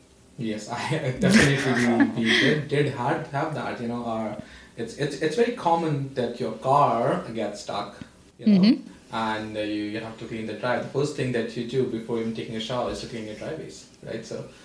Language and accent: English; India; moved away as an adult; now in Canada; I am from India.